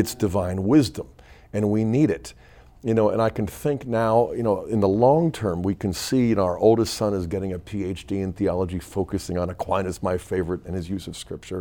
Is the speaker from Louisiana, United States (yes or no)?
no; Pittsburgh, Pennsylvania, United States; I grew up in Pittsburgh